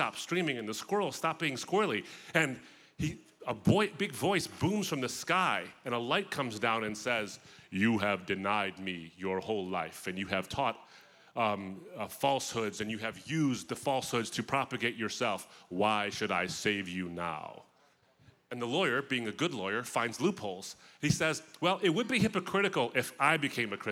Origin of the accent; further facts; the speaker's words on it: suburb of Detroit, Michigan, United States; the suburb I grew up in of Detroit was pretty much white.